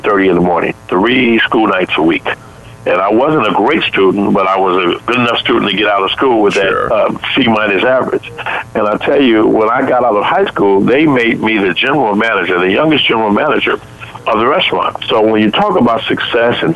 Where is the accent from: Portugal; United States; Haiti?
United States; Chicago, Illinois; I grew up in Chicago, as I grew up, my mom was a single parent working in a grocery store